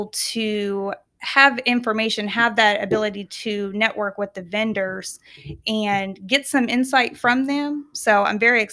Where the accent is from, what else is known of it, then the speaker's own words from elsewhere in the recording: Kansas, United States; moved away; So I am originally from Kansas.